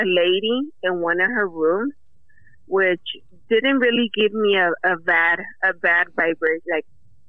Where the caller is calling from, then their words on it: Livingston, California, United States; Livingston, California.